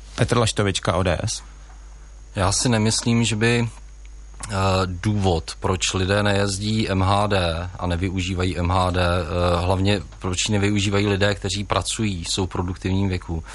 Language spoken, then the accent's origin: Czech; Jihlava, Vysočina Region, Czechia; narodil jsem se a žiji v Jihlavě